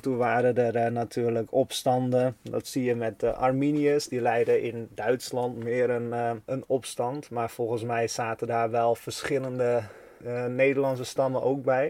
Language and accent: Dutch; Netherlands